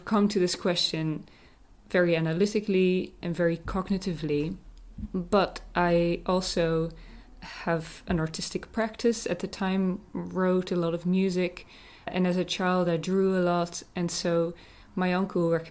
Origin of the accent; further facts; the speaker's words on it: Netherlands; moved away as an adult; also born or lived in Sweden / California; now in Northern Ireland, United Kingdom; I'm from the Netherlands